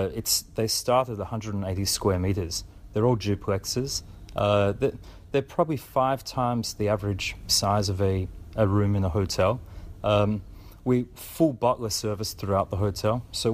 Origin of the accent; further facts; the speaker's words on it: Australia; Look, I think as an Australian, I had a dream. I had a dream to move offshore, and I followed my dreams. I've probably lived in 9 countries in the last 21 years.